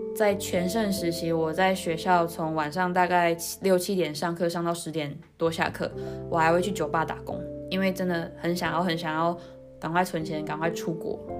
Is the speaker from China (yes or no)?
no; Taiwan; moved away as an adult; also born or lived in New Taipei; now in Netherlands; 从小是在台湾长大。那大学的时候，原本读文化大学日文系